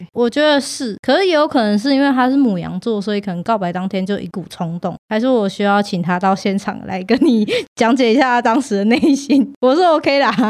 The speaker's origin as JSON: {"language": "Chinese", "region": "Taichung", "country": "Taiwan", "said": "我是台中人，我记得我那一届五六年级有三个跟我一样都是 T 模样的女生"}